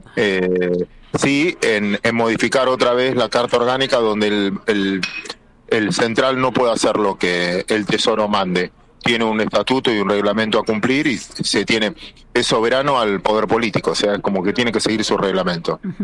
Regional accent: Argentina; los argentinos

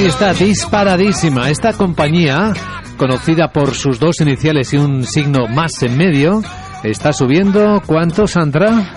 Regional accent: Ávila, Castile and León, Spain; moved away; en mi pueblo, en Ávila

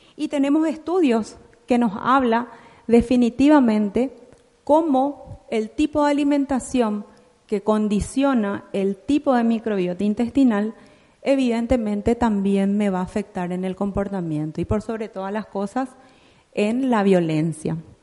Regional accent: Paraguay; en mi país, Paraguay

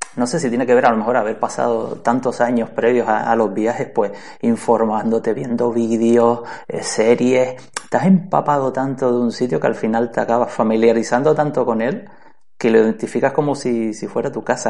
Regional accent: Canary Islands, Spain; yo soy de Canarias

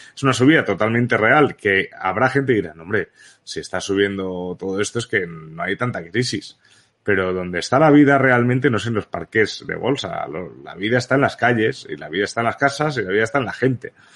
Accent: Balearic Islands, Spain; also born or lived in Barcelona; nací en Barcelona realmente, pero donde he vivido toda la vida ha sido en Baleares.

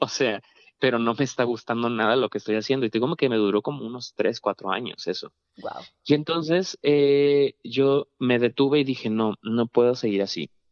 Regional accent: Monterrey, Nuevo León, Mexico; moved away; fue mi primera vez que, salí de Monterrey

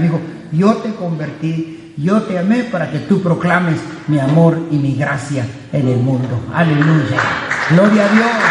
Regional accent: Guatemala; Guatemala, de donde soy yo

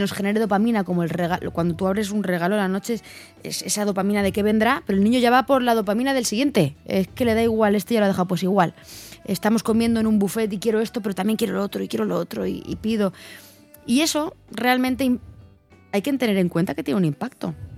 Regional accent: Belmonte, Castilla-La Mancha, Spain; now in Madrid, Spain; Vivo en Madrid, pero soy de Cuenca. Soy de un pueblo que se llama Belmonte

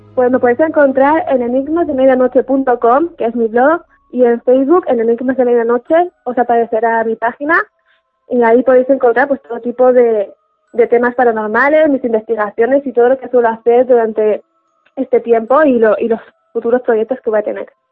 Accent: Alicante, Valencian Community, Spain; yo soy de Alicante

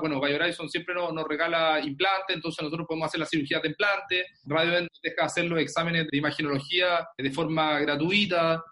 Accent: Concepción, Biobío, Chile; soy de Concepción, de Chile.

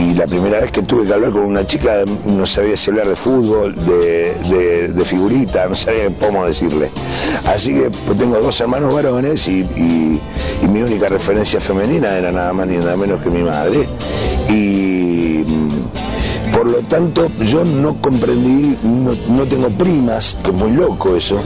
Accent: Buenos Aires, Argentina; also born or lived in Mataderos; yo soy de Buenos Aires

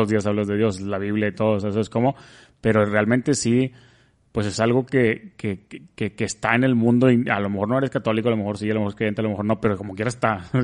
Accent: Monterrey, Nuevo León, Mexico; yo siempre diría que o es el queso fundido como buen regio

